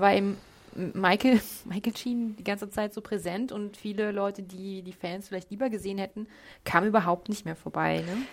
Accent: Germany; als Deutsche

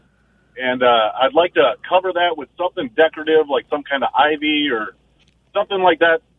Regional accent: Wisconsin, United States; now in Mississippi, United States; Well, I'm from Wisconsin.

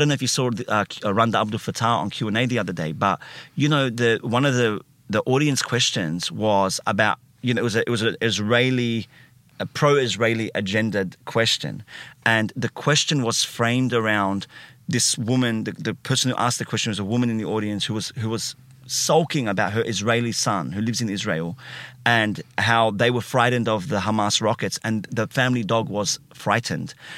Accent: Sydney, New South Wales, Australia; I uh, grew up in, uh, Alexandria first. So, not Alexandria in Egypt

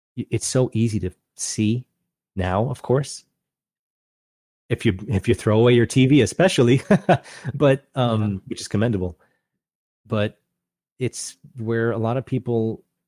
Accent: Long Island, New York, United States; moved away; growing up on Long Island, New York

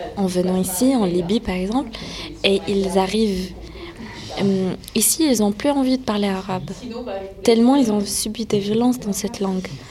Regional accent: France; born or raised there

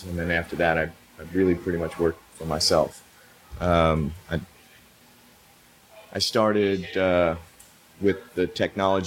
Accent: New York City, New York, United States; moved away as an adult; also born or lived in Europe / Asia; now in Austin, United States; I moved from New York City, where I was born and raised

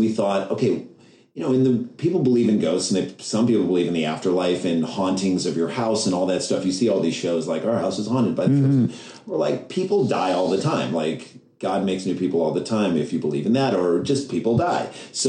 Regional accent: St. Louis, Missouri, United States; now in New York, United States; So what happened to us is we came to New York in 1994. So we grew up in St. Louis, Missouri, which is like Midwest.

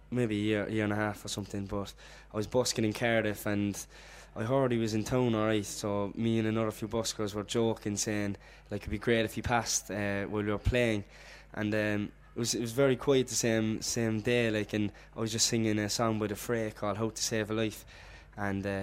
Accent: Whitechurch, Munster, Ireland; Yeah, so I'm um, from Whitechurch originally, and uh, went to school out in Carrignavar

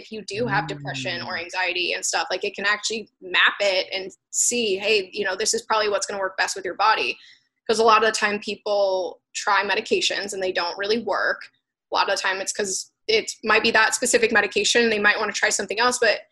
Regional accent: Florida, United States; I'm from Florida. I was actually born there

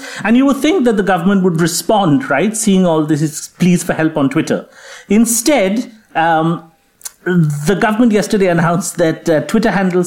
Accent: West Bengal, India; my home state of West Bengal

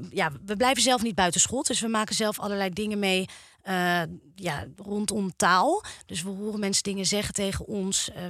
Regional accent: Amstelveen, North Holland, Netherlands; ik kom oorspronkelijk uit Amstelveen.

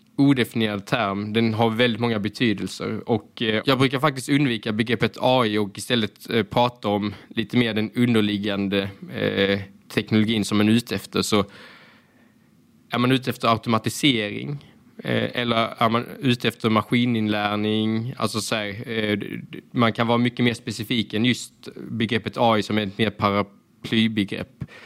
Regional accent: Hässleholm, Skåne, Sweden; jag kommer ju från Ljungdal i Hässleholm. Det är väldigt invandrartätt område

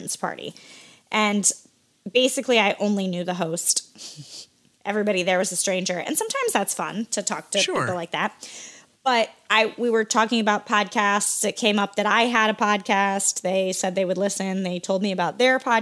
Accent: Iowa, United States; when I was a youngster growing up in Iowa

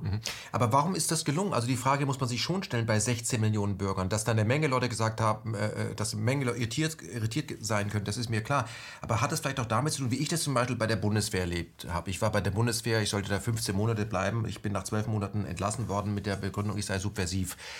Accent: Germany; now in Berlin, Germany; ich bin nämlich in der ähm, ehemaligen BRD ausgewachsen

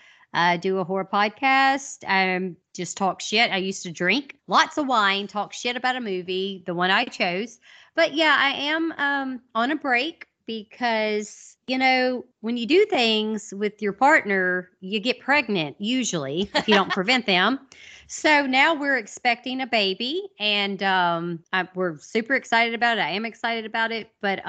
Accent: the South, United States; accent: Southern; also born or lived in Monroe, Louisiana; we're all from the South. I mean, I still fucking live here

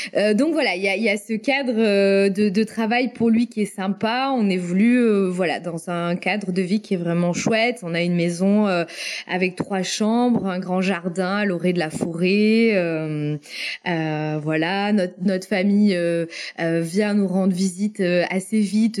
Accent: France; moved away as an adult; now in North Carolina, United States; je viens de la vallée des Côtes-du-Rhône. Forcément, en tant que native de là

